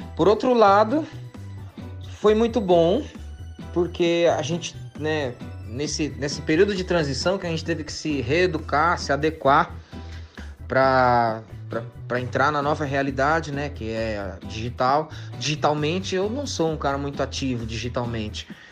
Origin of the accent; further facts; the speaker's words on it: São Paulo, Brazil; somos aqui do Fundão, Zona Leste, né? A gente é do gueto